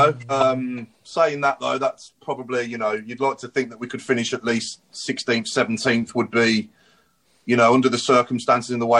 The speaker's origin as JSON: {"language": "English", "region": "England", "country": "United Kingdom", "said": "as an Englishman"}